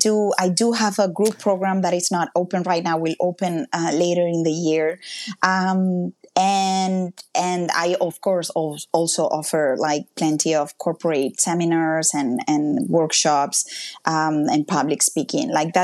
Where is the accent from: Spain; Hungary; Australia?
Spain; Mallorca, Balearic Islands; English is a second language; moved away as an adult; now in Canada; my hometown because that's where I've been all my life. And if you can go to one place, it's Mallorca. It's an island in the Mediterranean.